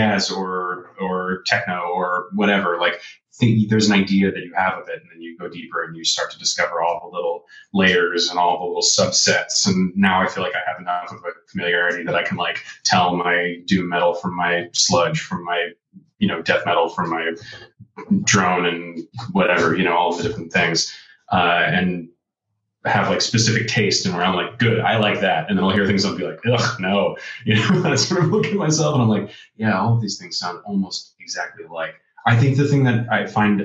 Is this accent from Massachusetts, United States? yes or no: yes; outside Boston, Massachusetts, United States; I'm from Boston. I'm from outside Boston, Massachusetts.